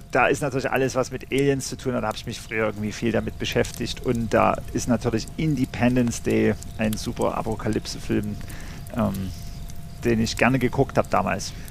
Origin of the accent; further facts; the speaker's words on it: Bad Schandau, Saxony, Germany; also born or lived in Radmannsdorf; Ja, ich bin ja in, ähm, in Bad Schandau groß geworden und dann in Radmannsdorf.